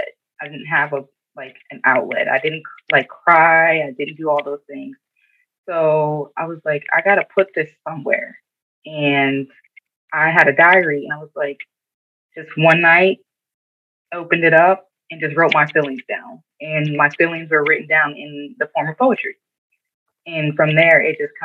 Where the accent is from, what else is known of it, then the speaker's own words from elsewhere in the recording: Erie, Pennsylvania, United States; Erie. Always an Erie girl.